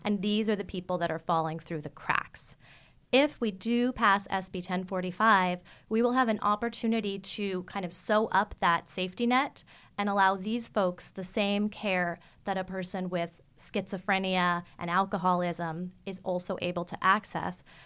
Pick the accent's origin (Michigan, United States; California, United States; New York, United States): New York, United States; New York City; moved away as an adult; now in San Francisco, United States; As a teenager growing up in Manhattan, I lived in Midtown